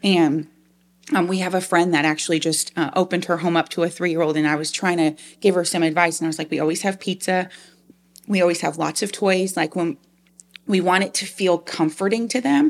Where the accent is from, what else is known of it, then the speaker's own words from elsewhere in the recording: Long Island, New York, United States; moved away as an adult; also born or lived in Liberty University, Virginia; now in South Georgia, United States; I'm actually originally from Long Island, New York. Um, so being here in South Georgia is very, um, different from how I was raised